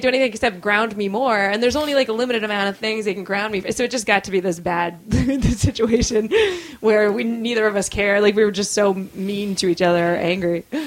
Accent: Massachusetts, United States; also born or lived in California / Florida / Chelmsford / Brookline; I was born in California. If we want to go way back, and then my mom moved to Florida and then they both moved to Massachusetts

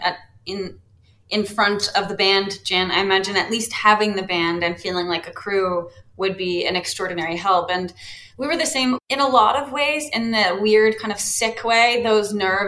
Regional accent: London, Ontario, Canada; I grew up in London

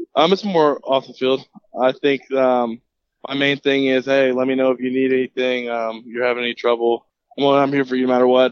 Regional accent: Jacksonville, Florida, United States; I grew up in Jacksonville pretty much my whole life

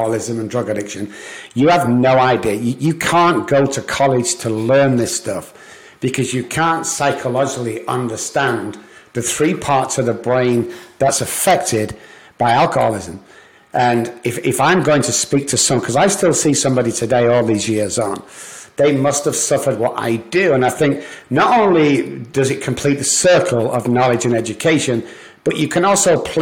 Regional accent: Manchester, North West England, United Kingdom; moved away as an adult; also born or lived in Liverpool; now in United States; I'm from Manchester, England

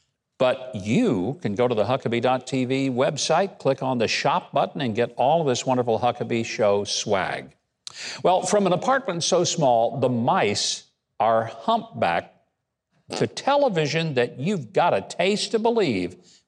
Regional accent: Arkansas, United States; president from my home state, President Clinton.

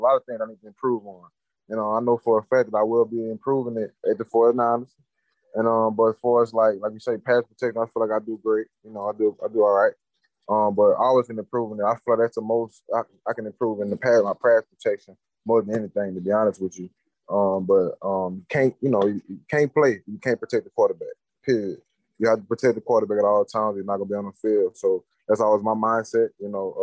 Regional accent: Louisiana, United States; I grew up in Louisiana

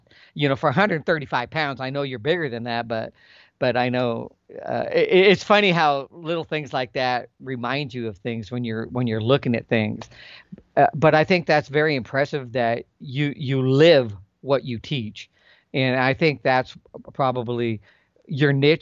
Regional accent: Calaveras County, California, United States; I grew up, that's where I'm from. I'm from Calaveras County

